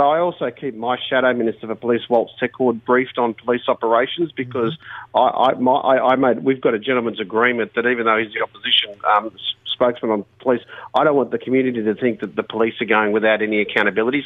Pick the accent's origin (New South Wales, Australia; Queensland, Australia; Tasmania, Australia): New South Wales, Australia; Bankstown; I grew up in Bankstown